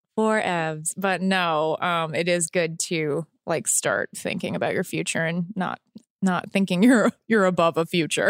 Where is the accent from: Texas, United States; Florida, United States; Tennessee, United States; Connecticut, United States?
Texas, United States; moved away; I grew up in Texas.